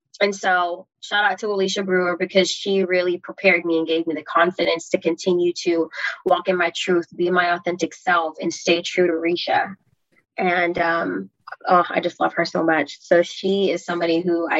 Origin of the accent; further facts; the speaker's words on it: Belize; now in United States; I was born in Belize, moving to the United States